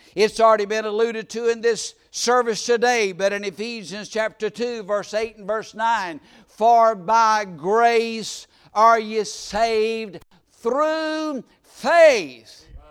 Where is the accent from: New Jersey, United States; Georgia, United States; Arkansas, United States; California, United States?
Georgia, United States; South; moved away; I was born in, in South Georgia